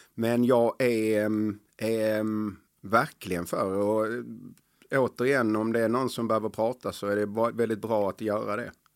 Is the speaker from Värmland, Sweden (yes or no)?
no; Helsingborg, Skåne, Sweden; jag är uppväxt på Dalhem i Helsingborg, ett tufft område.